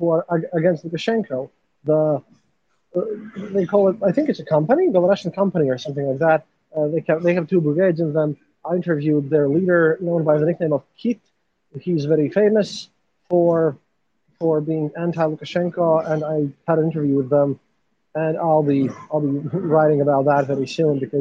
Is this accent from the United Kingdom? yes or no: no; Latvia; I'm a journalist from Latvia.